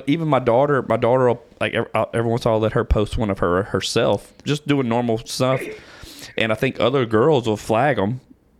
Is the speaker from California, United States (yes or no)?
no; Louisiana, United States; now in Texas, United States; But I'm from Louisiana. I live in Texas now